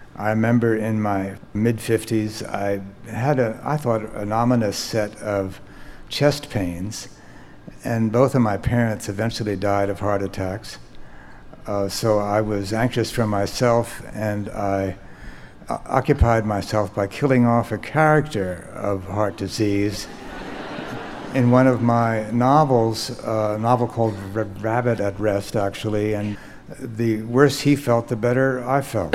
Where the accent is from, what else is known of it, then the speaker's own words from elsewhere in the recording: United States; as an American novelist